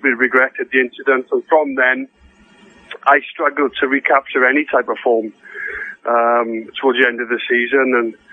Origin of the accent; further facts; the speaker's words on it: Swansea, Wales, United Kingdom; moved away; Swansea, I think it was, in the FA Cup, which was my hometown